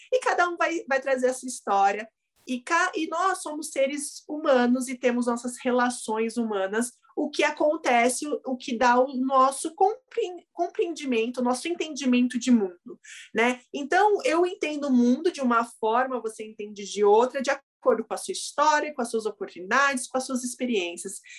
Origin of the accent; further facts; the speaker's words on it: Brazil; eu sou, sou brasileira, né, nasci aqui